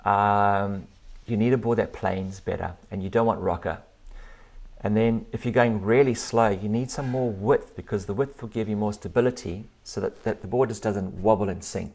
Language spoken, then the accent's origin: English; South Africa; now in Australia; I'm living in Australia now, but I grew up in South Africa